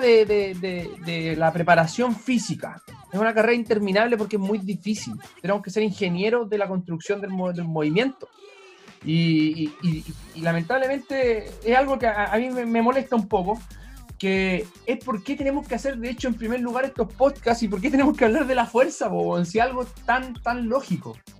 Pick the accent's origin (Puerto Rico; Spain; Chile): Chile; todos los chilenos